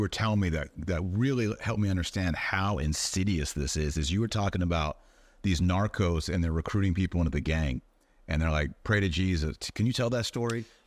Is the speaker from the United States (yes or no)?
yes; United States; as an American